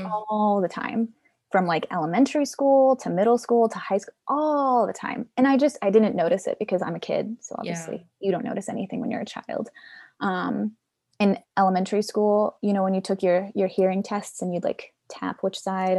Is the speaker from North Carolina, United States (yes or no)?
yes; Charlotte, North Carolina, United States; also born or lived in Guatemala City, Guatemala; So I was born in Guatemala City, Guatemala, and then I was 3 months old when I was adopted, and I grew up in Charlotte whole life.